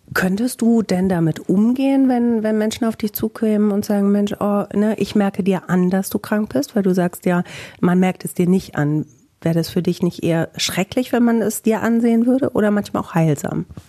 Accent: Bielefeld, North Rhine-Westphalia, Germany

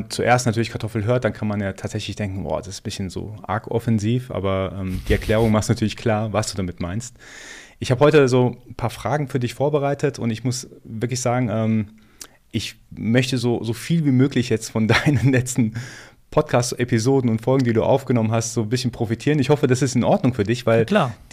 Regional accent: Iran; born there; für mich natürlich als gebürtiger Iraner natürlich ein immer sehr aktuelles Thema

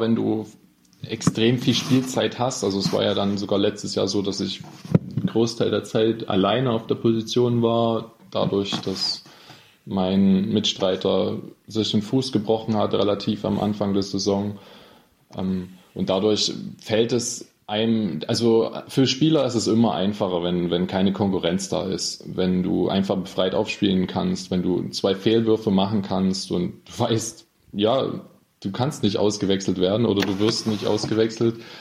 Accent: Freiberg, Saxony, Germany; also born or lived in Dresden; bis dritte Schulklasse war ich in Dresden. Dann bin ich mit meiner Mutter zurück nach Freiberg gezogen.

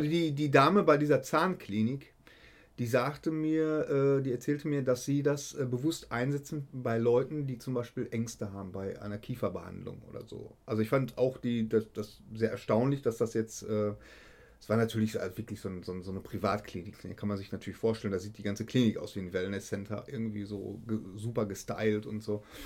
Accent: Bochum, North Rhine-Westphalia, Germany; Ich komme aus Bochum

